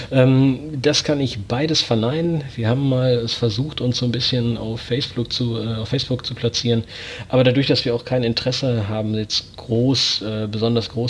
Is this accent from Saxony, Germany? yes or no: no; Herford, North Rhine-Westphalia, Germany; ich bin 32 Jahre alt, bin gebürtiger Herforder. Das liegt für alle, die sich im Bielefelder Umland nicht so gut auskennen, quasi neben Bielefeld.